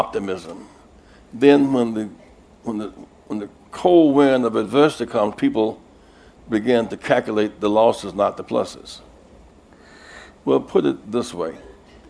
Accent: South Carolina, United States; I'm from South Carolina, a state with 4 million people

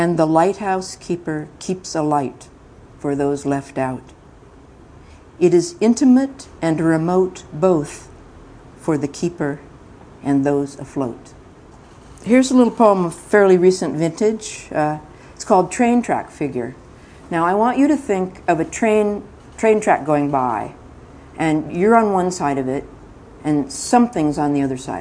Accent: Mojave Desert, California, United States; also born or lived in Central Valley, California; now in Marin County, United States; When I was young, I lived in the Central Agricultural Valley of California, and then my father was an oil driller and a driller of various kinds of holes, and we moved to the Mojave Desert, and then I was very much a desert child for quite a while.

